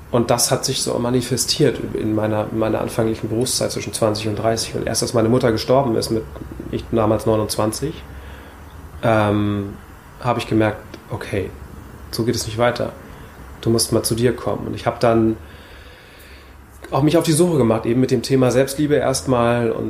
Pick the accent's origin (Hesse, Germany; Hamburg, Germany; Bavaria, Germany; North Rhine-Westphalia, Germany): Hamburg, Germany; geboren in Hamburg und aufgewachsen in Hamburg.